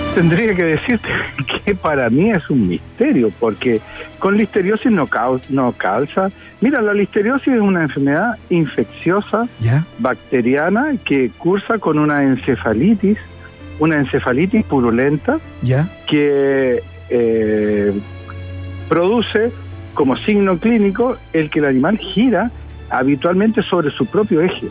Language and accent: Spanish; Chile; Como muchos chilenos creo en Dios